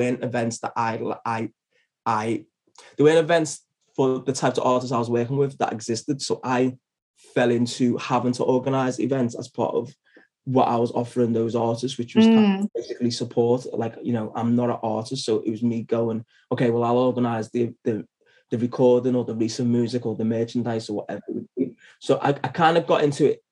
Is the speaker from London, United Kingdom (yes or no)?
no; Liverpool, North West England, United Kingdom; I'm from Liverpool and based in Liverpool